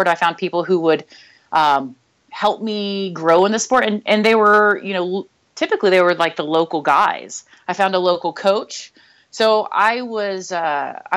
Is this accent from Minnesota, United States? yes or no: no; Nashville, Tennessee, United States; I grew up in the Southeast in Nashville